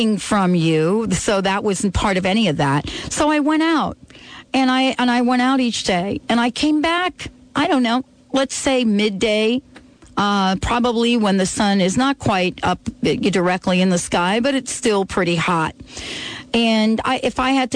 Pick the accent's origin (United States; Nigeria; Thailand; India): United States; New York; also born or lived in California; now in Seattle, United States; growing up in New York